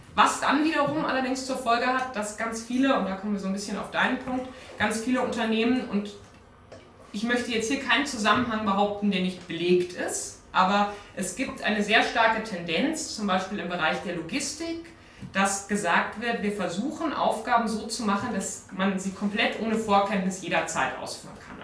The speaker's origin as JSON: {"language": "German", "town": "Munich", "region": "Bavaria", "country": "Germany", "said": "Bei uns in München"}